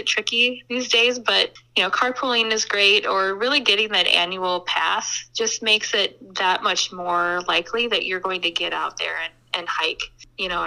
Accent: Lake Elmo, Minnesota, United States; I grew up in Lake Elmo

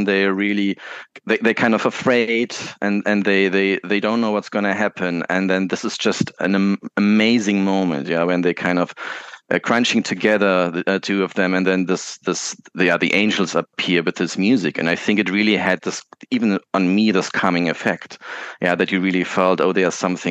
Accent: Munich, Bavaria, Germany; where I was born in Munich, and there was close by, the terminals, and you could still hear the aircrafts sometimes going.

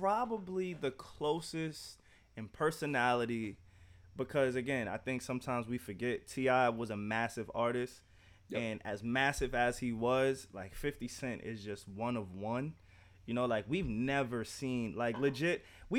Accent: New York, United States; We are from New York

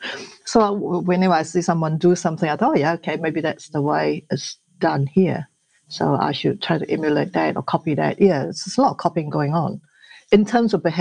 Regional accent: Malaysia; English is a second language; now in New Zealand; I grew up in Malaysia.

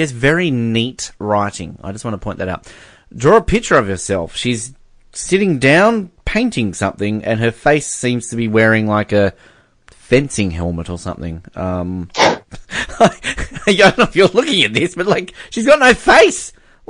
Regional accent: Canada; also born or lived in United States; and I'm Canadian. I want somebody to, like, cross it out and go, and I'm sort of Canadian. I was born in America. I immigrated.

